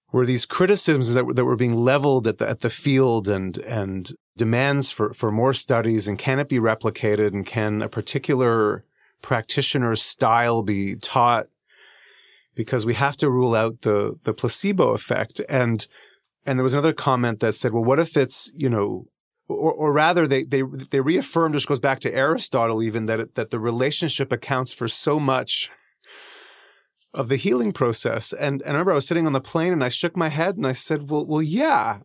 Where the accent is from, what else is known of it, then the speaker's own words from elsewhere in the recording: Canada; I'm Canadian